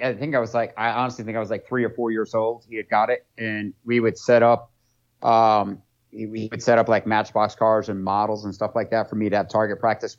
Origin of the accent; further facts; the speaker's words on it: New England, United States; That's what I grew up with up in New England.